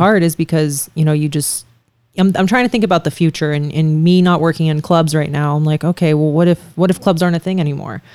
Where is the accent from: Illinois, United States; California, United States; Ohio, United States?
Ohio, United States; Youngstown; moved away as an adult; now in Las Vegas, United States; I do want my kids to grow up there. I think it'd be great for them to go to the same high school that I did